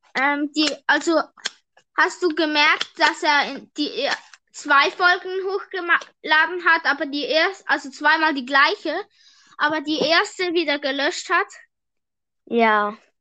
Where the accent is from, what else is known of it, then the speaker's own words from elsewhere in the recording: Switzerland; ich bin Schweizer